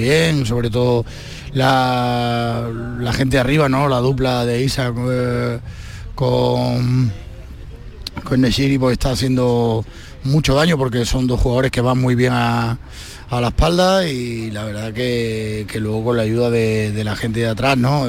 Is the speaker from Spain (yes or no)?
yes; La Algaba, Andalusia, Spain; also born or lived in A Coruña / Cádiz; Para mí como, como algabeño, como sevillano